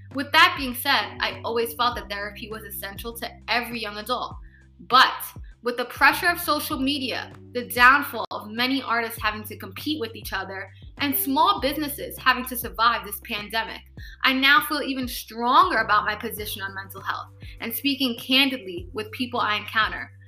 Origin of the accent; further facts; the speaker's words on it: New York City, New York, United States; also born or lived in Brooklyn / Bronx; We moved from Brooklyn to the Bronx later. And I ended up staying in New York City and began following my path and growing up.